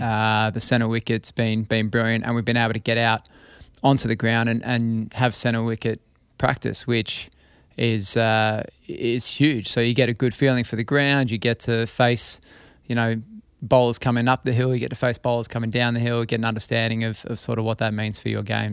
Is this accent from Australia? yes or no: yes; Australia; I was born in Australia.